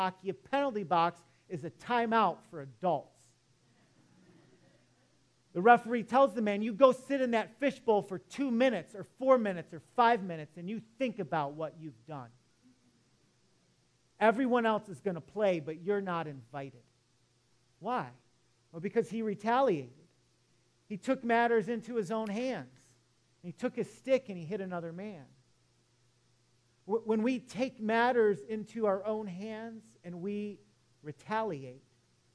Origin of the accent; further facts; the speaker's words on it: Detroit, Michigan, United States; moved away; I grew up in Metro Detroit